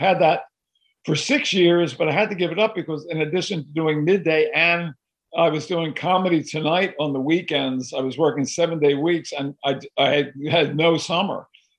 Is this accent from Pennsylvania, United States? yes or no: yes; Philadelphia, Pennsylvania, United States; I've been going through the house I grew up in Philadelphia. In fact, I'm in that house right now. I walked in the door when I was 7 years old